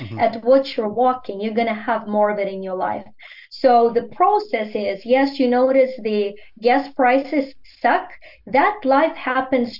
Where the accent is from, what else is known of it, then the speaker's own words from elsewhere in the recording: Ukraine; first language Ukrainian; English is a second language; now in United States; growing up in the Soviet Union